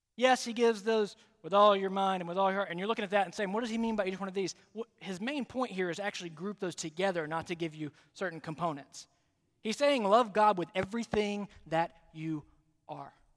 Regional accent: Alabama, United States; now in South Carolina, United States; I'm from Alabama originally

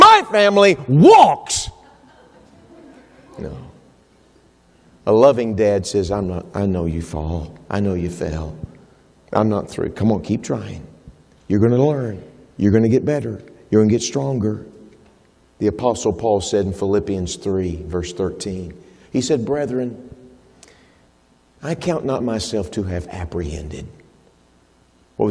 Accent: Texas, United States; I'm from Texas

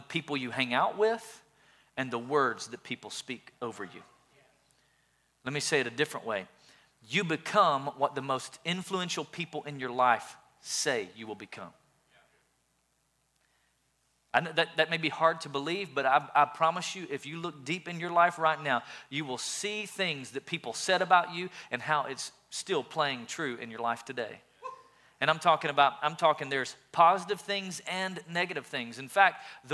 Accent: Sweetwater, Tennessee, United States; I grew up in a little town called Sweetwater

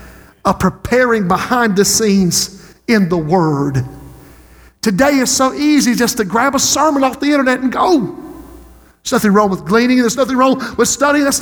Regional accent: Society Hill, South Carolina, United States; Society Hill, my hometown

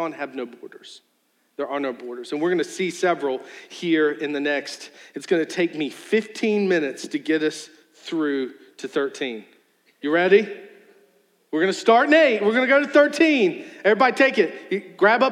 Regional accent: Charles City, United States; Me and my brother, we grew up in Charles City.

